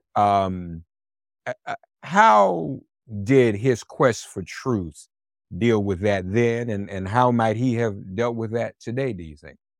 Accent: Nashville, Tennessee, United States; Vanderbilt University in Nashville, Tennessee, my hometown

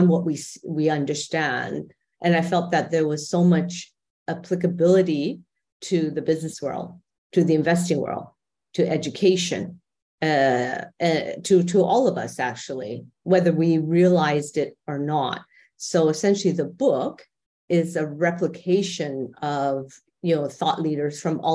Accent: Canada; moved away as an adult; now in Dubai, United Arab Emirates; I'm Canadian and my husband and I have been expats for quite a long time.

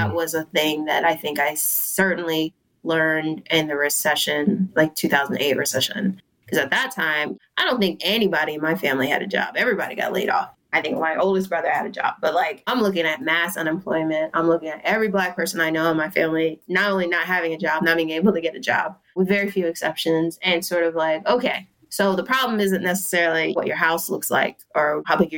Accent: Cheltenham, Pennsylvania, United States; also born or lived in Mount Airy, Philadelphia; I mostly grew up in Cheltenham. My mom lived in Cheltenham

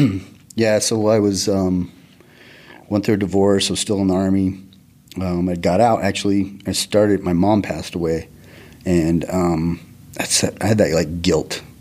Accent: Taylor, Arizona, United States; I grew up in Taylor, which is a Mormon community in Arizona, northern Arizona

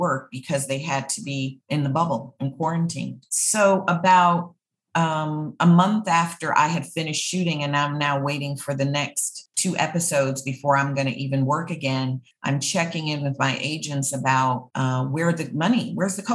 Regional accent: the North, United States; I'm not from the South. I'm a Black woman from the North.

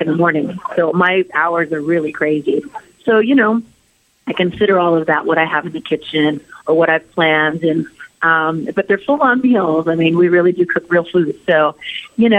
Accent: Anaheim, California, United States; Anaheim, my hometown

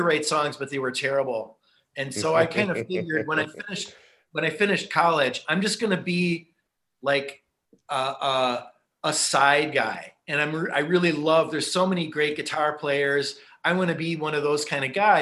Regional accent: St. Paul, Minnesota, United States; I grew up in St. Paul

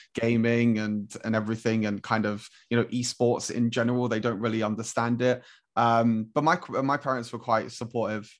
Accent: London, United Kingdom; I'm from London as well

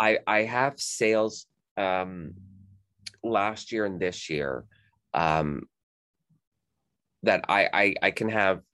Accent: Canada; moved away as an adult; also born or lived in Texas, United States; I'm Canadian, and the company that I was working for transferred me to Texas, and then when did I move back here? 2012. I moved back here to Canada

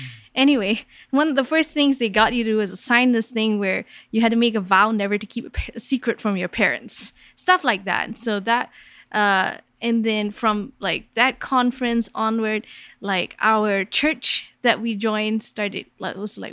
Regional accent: Kuala Lumpur, Malaysia; I grew up in Kuala Lumpur, Malaysia

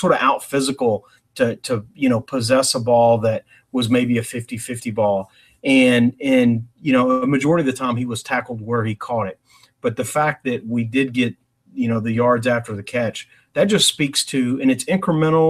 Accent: Nashville, Tennessee, United States; I'm from Nashville

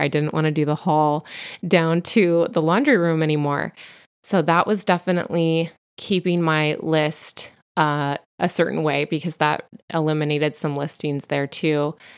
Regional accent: Central Coast, California, United States; accent: Valley Girl; also born or lived in Santa Ana, California / Los Angeles / Bay Area; my family and I lived in L A till I was four. until we relocated to the Central Coast

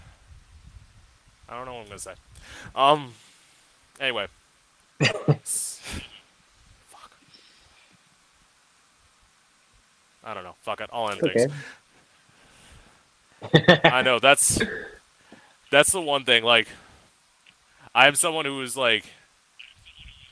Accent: Florida, United States; also born or lived in Orlando; I'm from Florida, and I've lived here my whole life

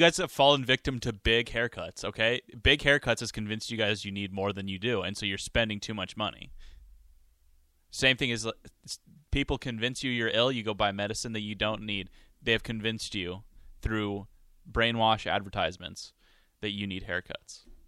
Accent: Montana, United States; I'm from Montana. There's no team in Montana.

